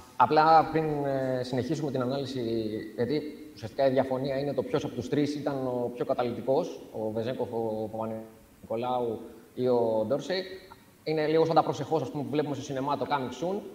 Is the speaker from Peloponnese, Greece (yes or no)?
no; Rhodes, South Aegean, Greece; στο νησί μου στη Ρόδο